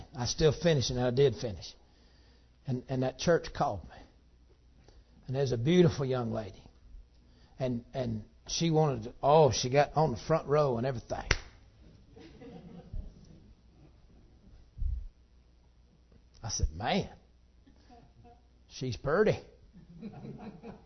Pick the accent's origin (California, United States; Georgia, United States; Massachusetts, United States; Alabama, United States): Georgia, United States; I'm from Georgia